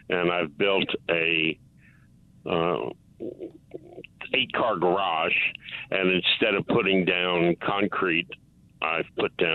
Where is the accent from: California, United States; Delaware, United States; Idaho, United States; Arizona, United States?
Delaware, United States; So I mean, this this uh, recipe had I'm from Delaware